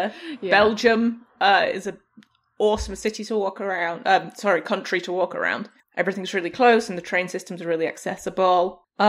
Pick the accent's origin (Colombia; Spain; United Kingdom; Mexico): United Kingdom; England; moved away; one of my favorite things about my hometown in England is once I'm there, I can walk everywhere I need to.